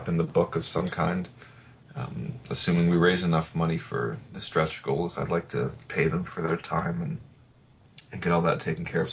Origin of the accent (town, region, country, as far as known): Canada; also born or lived in Toronto